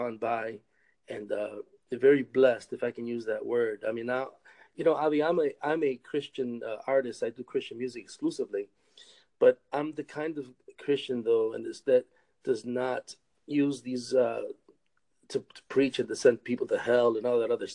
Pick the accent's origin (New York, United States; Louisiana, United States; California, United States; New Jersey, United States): New York, United States; Rochester; also born or lived in Massachusetts; now in Michigan, United States; I grew up in Rochester, New York, born in Rochester, New York